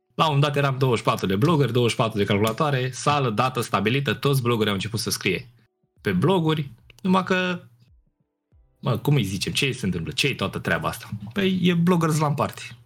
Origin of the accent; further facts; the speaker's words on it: Piatra Neamț, Neamț County, Romania; Eu sunt din Piatra Neamț, acolo am copilărit